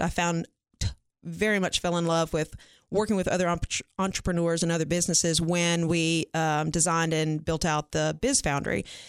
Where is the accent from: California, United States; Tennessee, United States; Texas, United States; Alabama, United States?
Tennessee, United States; Franklin; moved away as an adult; now in Cookeville, United States; I'm originally from Franklin, uh, Williamson County area, born and raised